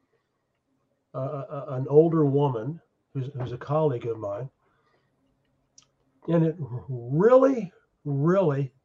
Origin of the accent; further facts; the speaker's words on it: Oklahoma, United States; also born or lived in China; now in France; I've seen the red state scene where I grew up in Oklahoma